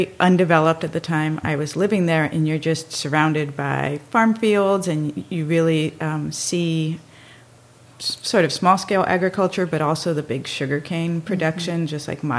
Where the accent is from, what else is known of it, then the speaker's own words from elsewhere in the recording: Miami, Florida, United States; also born or lived in Dominican Republic; So I grew up in Miami, Florida, and then in the Dominican Republic.